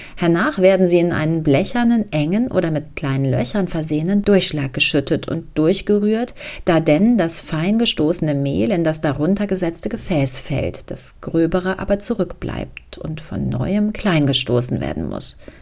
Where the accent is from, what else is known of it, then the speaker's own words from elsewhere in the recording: Hambach Forest area, North Rhine-Westphalia, Germany; moved away; also born or lived in Dortmund; in meiner alten Heimat